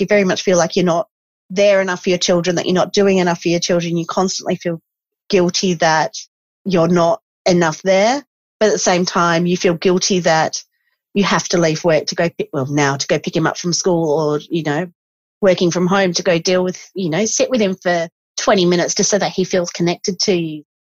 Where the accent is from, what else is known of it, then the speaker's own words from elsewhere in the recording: Esperance, Western Australia, Australia; I grew up in Esperance